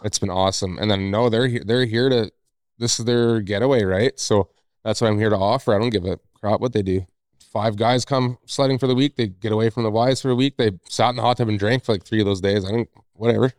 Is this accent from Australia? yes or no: no; Northwest Territories, Canada; now in Revelstoke, Canada; I'm originally from Northwest Territories